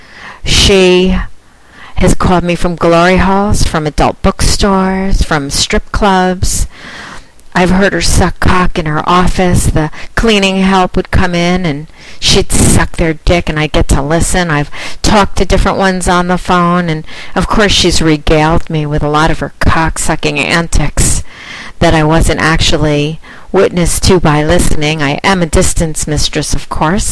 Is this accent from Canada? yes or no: no; United Kingdom; accent: British; with my British accent